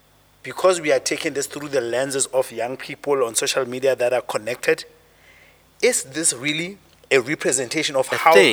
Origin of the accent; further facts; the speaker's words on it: Lesotho; now in Johannesburg, South Africa; It's almost as if, by the fact that I was born in Lesotho, I therefore have cultural premium over you and superiority.